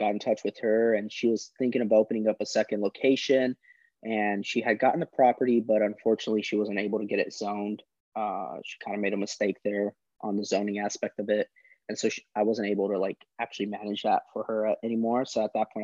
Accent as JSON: {"language": "English", "town": "Springfield", "region": "Missouri", "country": "United States", "tie": "born or raised there", "also_born_or_lived": "California", "said": "I was born in California, but was grown and raised there in Springfield, Missouri for 15 years"}